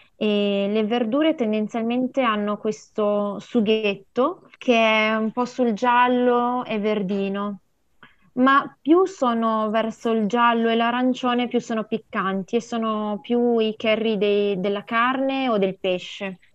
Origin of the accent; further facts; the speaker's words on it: Montaldo di Mondovì, Piedmont, Italy; io sono nata mm, in, a Mondovì e sono cresciuta in un piccolo paesino lì vicino che si chiama Montaldo di Mondovì